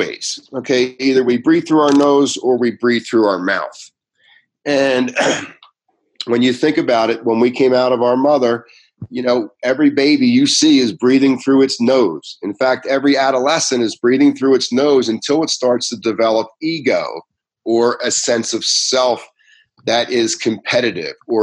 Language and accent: English; Ventnor City, New Jersey, United States; I grew up in Ventnor